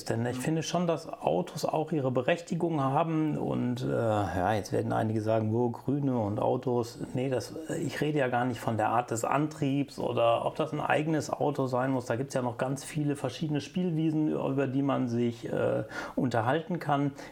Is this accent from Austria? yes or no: no; Lower Saxony, Germany; ich bin eine Zeit lang in der Nähe von Hannover groß geworden oder habe in der Nähe von Hannover gelebt